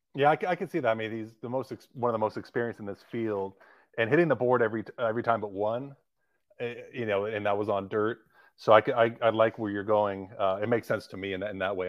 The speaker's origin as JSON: {"language": "English", "town": "Livermore", "region": "California", "country": "United States", "said": "I'm, I'm from Livermore, California, which is right next to Pleasanton"}